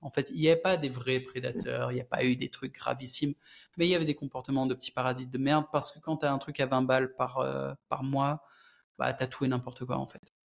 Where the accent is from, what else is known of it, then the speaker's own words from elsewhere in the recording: France; Je suis français aussi